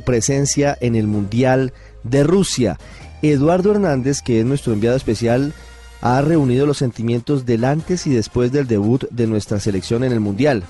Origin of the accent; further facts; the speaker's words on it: Colombia; somos los colombianos